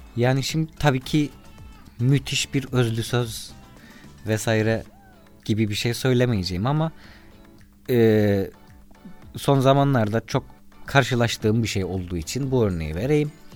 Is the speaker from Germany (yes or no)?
no; Cyprus; Kıbrıslı Akdeniz insanıyız